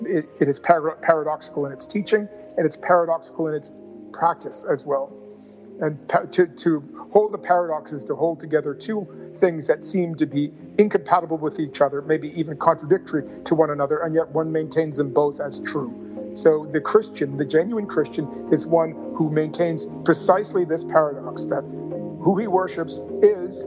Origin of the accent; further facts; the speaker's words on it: St. John's, Newfoundland and Labrador, Canada; my hometown of St. John's